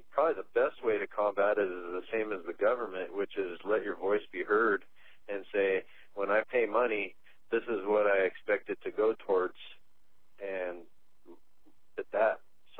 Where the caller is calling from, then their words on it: Missoula, Montana, United States; I'm calling from Missoula, Montana.